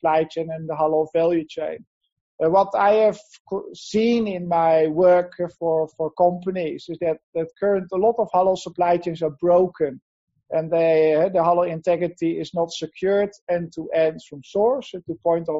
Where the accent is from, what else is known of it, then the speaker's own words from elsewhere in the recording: Netherlands; moved away as an adult; now in Asia; I'm from Holland originally. I have been in Asia since 2003 permanently